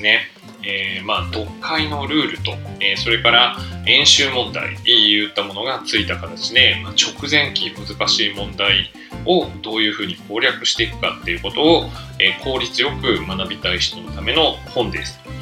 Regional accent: Saitama, Japan; moved away as an adult; also born or lived in Tokyo / Osaka; 僕はあの、まあ、埼玉県出身

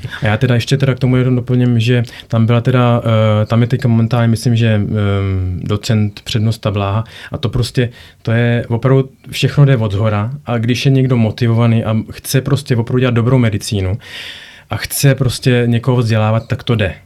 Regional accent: Prague, Czechia; moved away as an adult; also born or lived in United States / Belgium / Norway; now in Germany; pocházím původně z Prahy

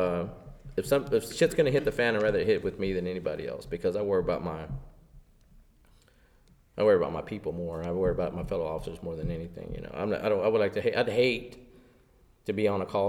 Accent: Lubbock, Texas, United States; now in Fort Worth, United States; I'm from Lubbock. I'm originally from Lubbock, West Texas, okay? And I'm actually from outside of Lubbock

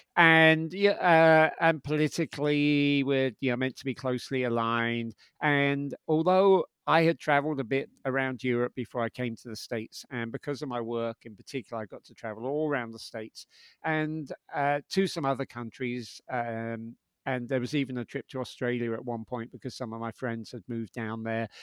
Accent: London, United Kingdom; moved away as an adult; also born or lived in New York; I'm from London, um, and I moved to New York in my twenties

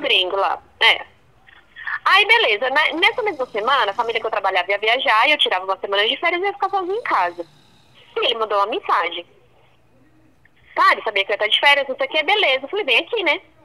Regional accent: Brazil; eu sou brasileira

